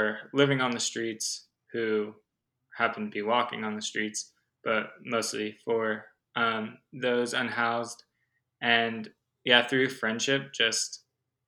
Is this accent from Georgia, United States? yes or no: no; Los Angeles, California, United States; also born or lived in Humboldt County, California; I was actually born and raised in Los Angeles, California